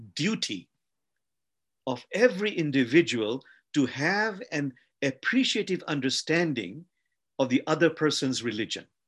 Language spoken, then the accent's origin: English; Bangladesh; I come from a country called Bangladesh